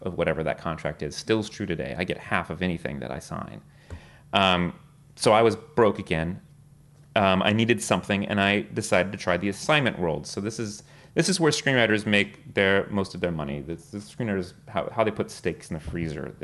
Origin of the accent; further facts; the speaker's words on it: South Texas, United States; now in New York, United States; I was born and raised in Texas